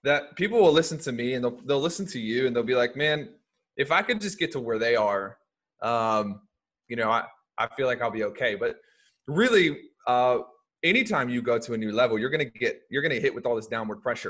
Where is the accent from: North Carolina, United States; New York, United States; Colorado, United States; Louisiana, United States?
Louisiana, United States; moved away; also born or lived in Springfield, Missouri / Memphis, Tennessee; I grew up in Louisiana